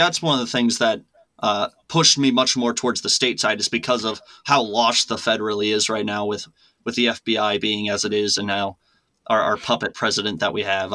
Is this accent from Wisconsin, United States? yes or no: yes; Wisconsin, United States; I'm from Wisconsin. I'm not from the United States. I'm from Wisconsin